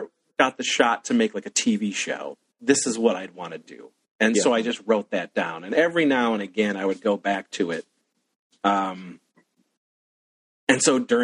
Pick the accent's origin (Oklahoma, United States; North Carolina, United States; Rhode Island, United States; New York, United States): New York, United States; Wellsville; where I grew up in Wellsville, New York